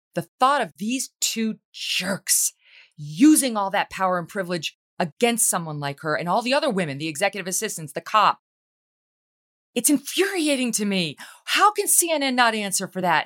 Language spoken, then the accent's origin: English; Albany, New York, United States; I grew up in New York State. I, I lived my whole life in New York State and in Albany